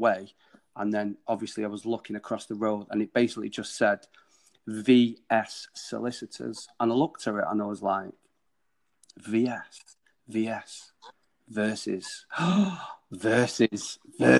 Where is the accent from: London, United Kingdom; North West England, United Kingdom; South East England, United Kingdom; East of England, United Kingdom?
North West England, United Kingdom; Manchester; it's an incredible city to be in and be born